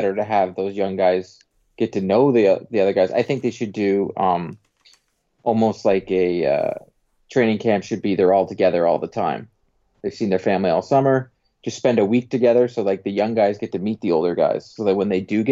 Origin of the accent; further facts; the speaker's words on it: Durham, Ontario, Canada; also born or lived in United States; Oshawa, I'm from Durham